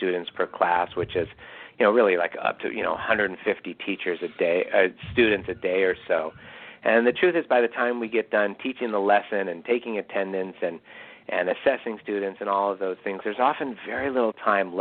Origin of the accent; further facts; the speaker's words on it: Irvine, California, United States; I grew up in Irvine, California, some of the best public schools in the country